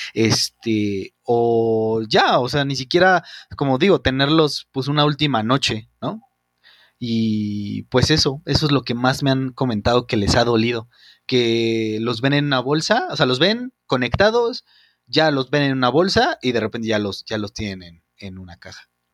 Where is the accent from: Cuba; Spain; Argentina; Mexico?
Mexico